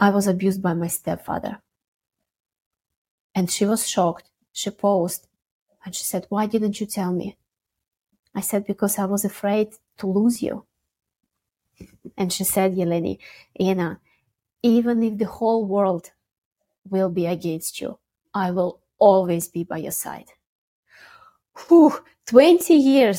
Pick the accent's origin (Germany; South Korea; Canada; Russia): Russia; born or raised there; moved away